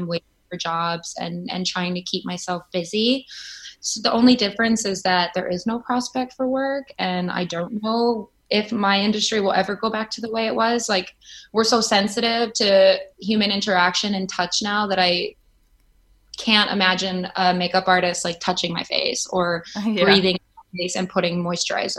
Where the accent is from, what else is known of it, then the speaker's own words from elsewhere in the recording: Chicago, Illinois, United States; now in New York, United States; And I'm from Chicago.